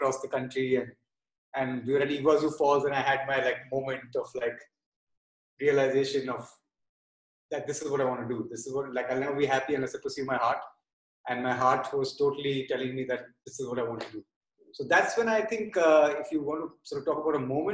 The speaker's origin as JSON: {"language": "English", "town": "Kolkata", "region": "West Bengal", "country": "India", "tie": "born or raised there", "also_born_or_lived": "Berkeley, United States", "moved": "as an adult", "lives_now": "Mumbai, India", "said": "growing up in Calcutta about 20 years ago, and the family I came from"}